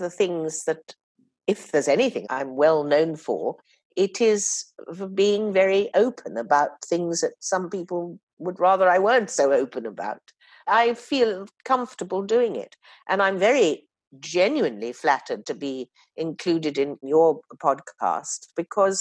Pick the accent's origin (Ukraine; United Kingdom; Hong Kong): United Kingdom; Oxford, South East England; I was born and brought up in Oxford